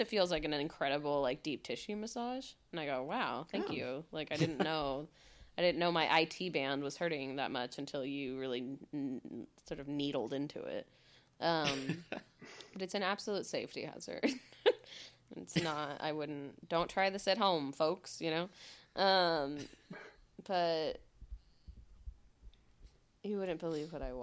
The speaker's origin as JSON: {"language": "English", "area": "near San Francisco", "region": "California", "country": "United States", "tie": "born or raised there", "moved": "yes", "said": "growing up near San Francisco and sourdough is like such a like big thing"}